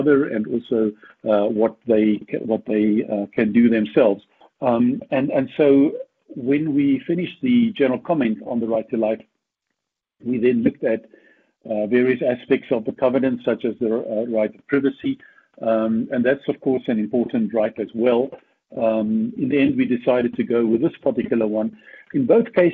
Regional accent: South Africa; I'm from South Africa, as you know, grew up here and studied here

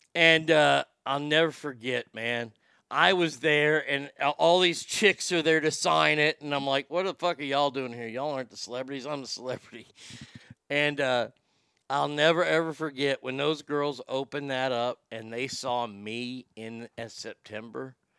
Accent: United States; I'm an American

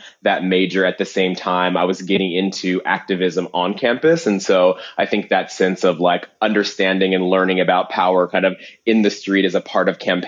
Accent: Cincinnati, Ohio, United States; moved away as an adult; also born or lived in Cleveland, Ohio / Columbus, Ohio; now in New York, United States; I grew up in Cincinnati, Ohio. I was born in Cleveland, Ohio, and I went to college in Columbus, Ohio

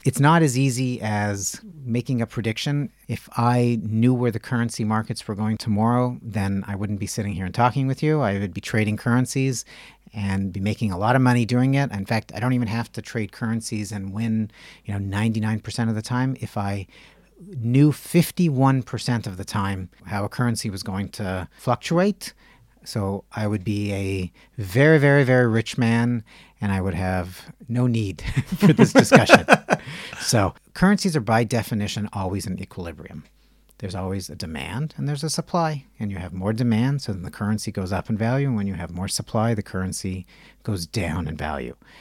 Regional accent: Canada; now in Israel; I'm Canadian

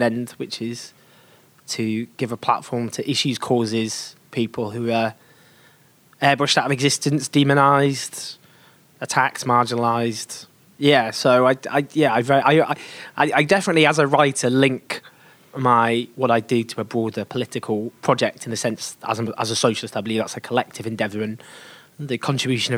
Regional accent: England, United Kingdom; I'm English

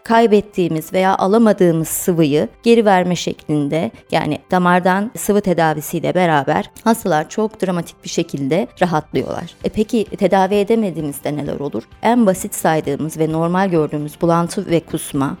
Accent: Trabzon, Turkey; moved away as an adult; also born or lived in Erzurum / Bafra; now in Samsun, Turkey; 1982 Trabzon doğumluyum. Eğitimimin büyük bir kısmını Trabzon'da tamamladım.

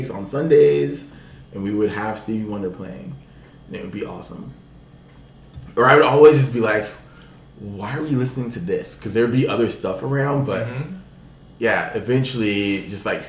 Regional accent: Los Angeles, California, United States; also born or lived in Inglewood; I grew up in Los Angeles

